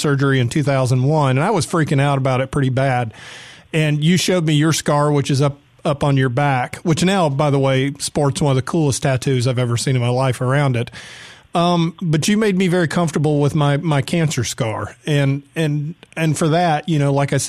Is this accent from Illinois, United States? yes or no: no; Atlanta, Georgia, United States; I was growing up in Atlanta